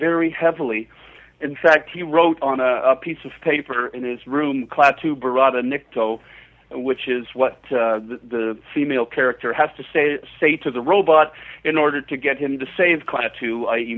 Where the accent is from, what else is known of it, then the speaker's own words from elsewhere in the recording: Canada; accent: Canadian; my Canadian accent